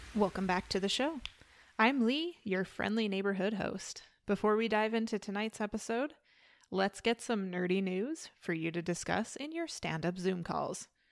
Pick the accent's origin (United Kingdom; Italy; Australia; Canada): Canada; I am from Canada